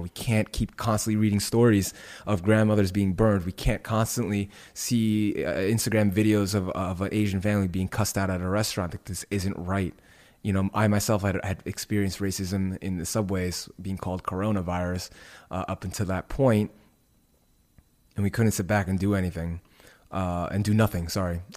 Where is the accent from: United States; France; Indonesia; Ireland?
Indonesia; moved away; my home country of Indonesia.